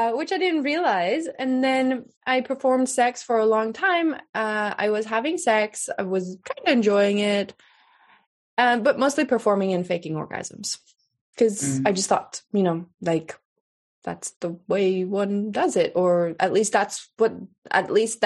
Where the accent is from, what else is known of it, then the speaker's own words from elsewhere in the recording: Sweden; I grew up in Sweden. I'm Swedish. I grew up in Sweden.